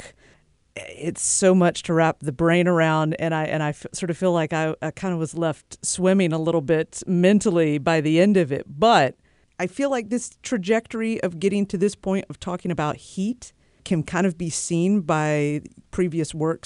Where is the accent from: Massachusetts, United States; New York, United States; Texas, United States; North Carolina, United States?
North Carolina, United States; moved away as an adult; now in Bay Area, United States; I grew up in North Carolina